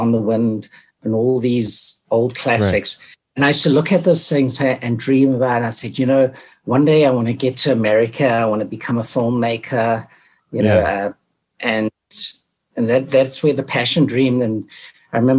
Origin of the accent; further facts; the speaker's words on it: Durban, KwaZulu-Natal, South Africa; also born or lived in Caribbean; now in Hamilton, Canada; I grew up in South Africa, Durban, right during apartheid